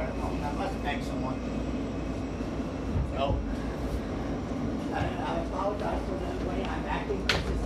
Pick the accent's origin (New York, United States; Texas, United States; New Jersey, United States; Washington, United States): New York, United States; New York City; I was born and raised on Staten Island.